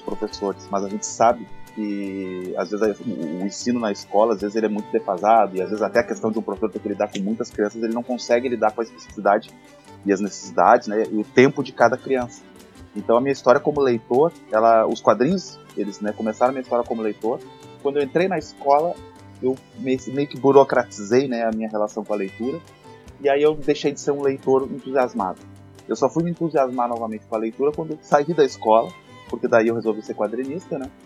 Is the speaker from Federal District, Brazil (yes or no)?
no; Porto Alegre, Rio Grande do Sul, Brazil; Então eu cresci fazendo assim todo sempre o, o, caminho assim aqui, Zona Sul, né? Além de eu morar sempre aqui em Ipanema, na Zona Sul, que é bem pertinho do Guaíba